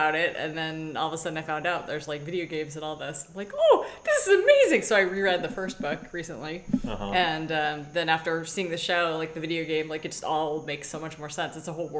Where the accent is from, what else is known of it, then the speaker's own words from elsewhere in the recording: Saudi Arabia; So back in the I grew up in Saudi Arabia, and in the early 80s when computers had first come out